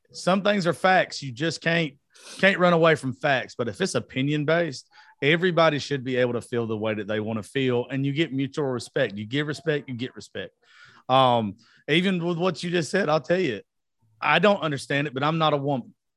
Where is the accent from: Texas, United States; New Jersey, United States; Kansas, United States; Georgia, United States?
Georgia, United States; I grew up in Georgia.